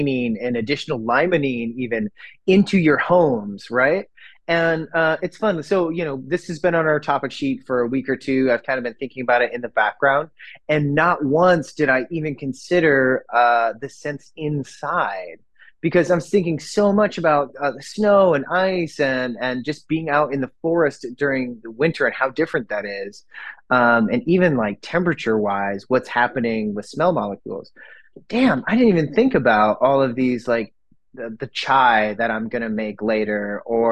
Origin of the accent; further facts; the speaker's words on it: Northern Michigan, United States; now in Oregon, United States; growing up in Northern Michigan, winter was like 4 months out of the year.